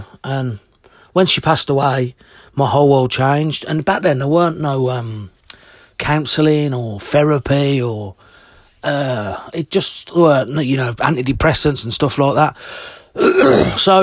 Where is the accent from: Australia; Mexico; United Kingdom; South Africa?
United Kingdom; Birmingham, West Midlands; I'm from Birmingham born and raised.